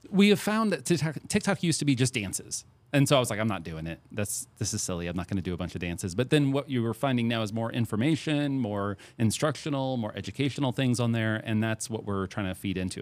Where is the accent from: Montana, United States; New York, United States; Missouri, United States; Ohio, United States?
Missouri, United States; St. Peters; moved away as an adult; now in Centralia, United States; I'm from Saint Peter's, Missouri. I'm not from this area.